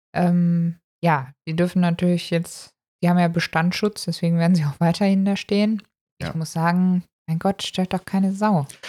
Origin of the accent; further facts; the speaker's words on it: Germany; wir kommen tatsächlich aus Deutschland